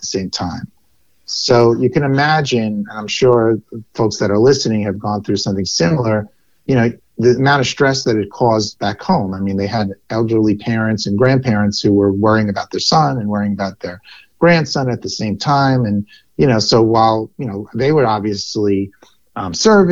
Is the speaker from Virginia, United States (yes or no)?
no; New York City, New York, United States; I am a lifelong New Yorker, born in Brooklyn, still live in New York City